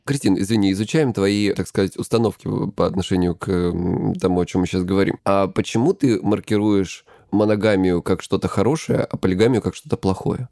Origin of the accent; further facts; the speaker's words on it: Krasnodar Krai, Russia; я лысый и я с Кубани